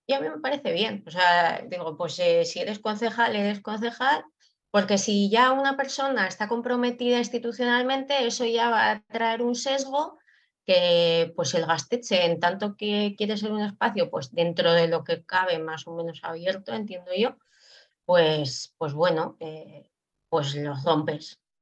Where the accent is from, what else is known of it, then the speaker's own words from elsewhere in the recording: Basque Country, Spain; yo que soy vasca